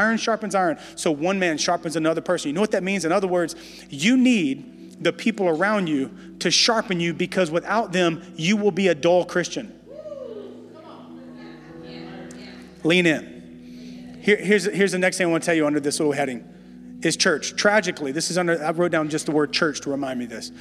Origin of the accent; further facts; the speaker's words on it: Louisiana, United States; moved away as an adult; also born or lived in Dallas, Texas; now in San Francisco, United States; we're originally from Louisiana